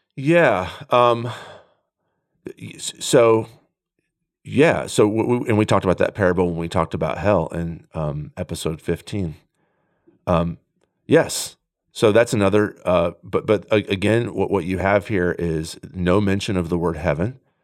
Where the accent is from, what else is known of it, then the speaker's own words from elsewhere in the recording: United States; as contemporary American Christians